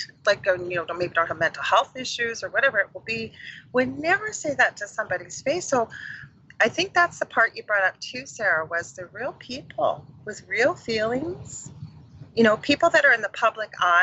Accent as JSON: {"language": "English", "country": "Canada", "said": "I'm from Canada"}